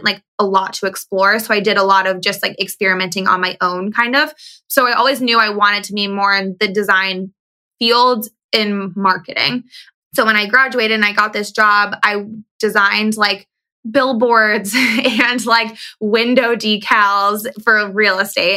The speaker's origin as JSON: {"language": "English", "region": "East Coast", "country": "United States", "tie": "born or raised there", "also_born_or_lived": "San Diego, California", "moved": "as an adult", "said": "I grew up on the East Coast"}